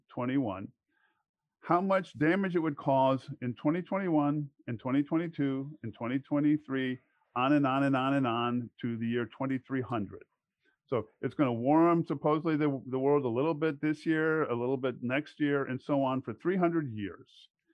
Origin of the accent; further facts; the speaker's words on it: Alexandria, Virginia, United States; I grew up in Alexandria, Virginia.